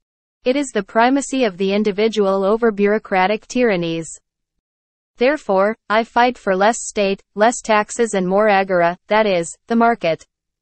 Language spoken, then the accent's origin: English; Parral, Chihuahua, Mexico; I am from Parral, a specialist in international law, geostrategist, state leader of the citizen movement and deputy in the Chihuahua State Congress.